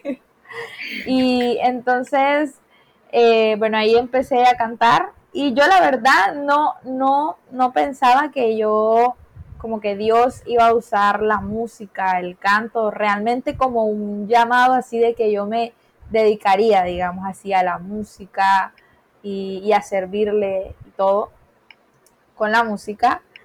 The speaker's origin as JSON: {"language": "Spanish", "region": "Caribbean coast", "country": "Colombia", "said": "Soy de Colombia, eh, de Colombia, de la costa colombiana"}